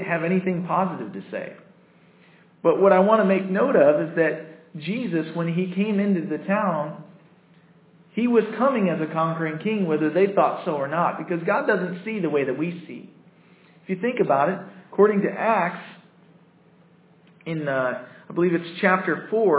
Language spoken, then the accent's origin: English; United States; I'm American.